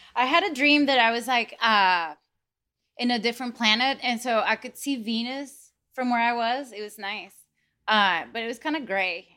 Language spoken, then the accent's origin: English; Venezuela; moved away; also born or lived in United States; I was born in the States and then I was moved, was removed into Venezuela by my parents